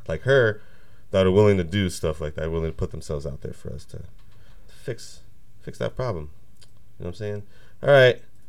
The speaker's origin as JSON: {"language": "English", "region": "Oregon", "country": "United States", "tie": "born or raised there", "said": "it was so easy for me to get cigarettes around Oregon when I was a kid."}